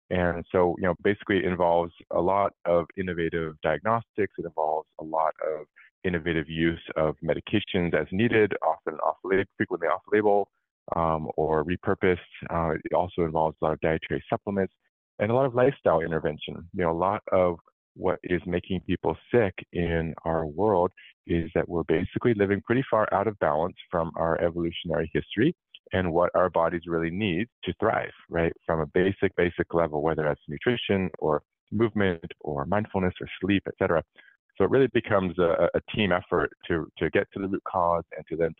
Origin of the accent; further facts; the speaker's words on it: California, United States; I grew up in California